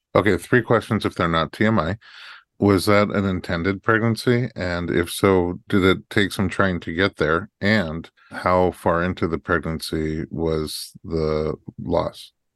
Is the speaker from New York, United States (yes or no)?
yes; Staten Island, New York, United States; I was right over the bridge in Staten Island